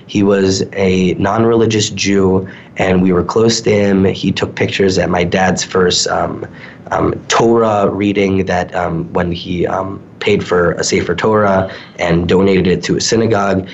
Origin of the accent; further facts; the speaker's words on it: New York suburbs, United States; now in Calgary, Canada; I grew up um, a little bit in the suburbs, maybe 40, 45 minutes outside from Manhattan